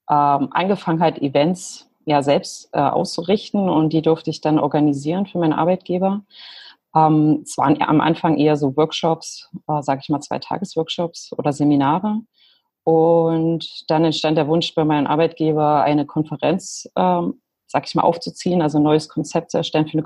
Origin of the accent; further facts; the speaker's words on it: Lutherstadt Wittenberg, Saxony-Anhalt, Germany; also born or lived in Leipzig; now in New Zealand; ich bin ursprünglich aus Lutherstadt Wittenberg. Da das aber kaum jemand kennt, äh, vor allem hier in Neuseeland, sage ich natürlich nie Wittenberg.